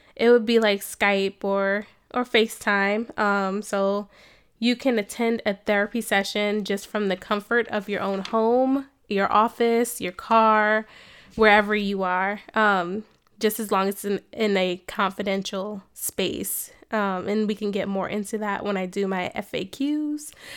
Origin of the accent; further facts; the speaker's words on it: New Jersey, United States; moved away as an adult; also born or lived in Cincinnati, Ohio / Atlanta, Georgia; now in Columbus, United States; I am originally from New Jersey, you know, born and raised Jersey girl.